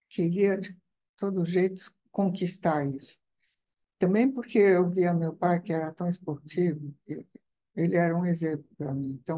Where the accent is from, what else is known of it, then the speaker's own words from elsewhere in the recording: Italy; moved away; na minha terra não tem. Uhum, uhum. tem que é a Itália.